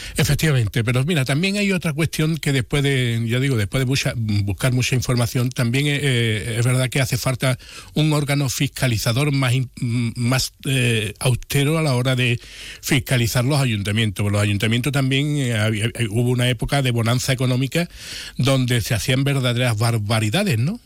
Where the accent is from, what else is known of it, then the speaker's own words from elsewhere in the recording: Jerez de la Frontera, Andalusia, Spain; nuestra ciudad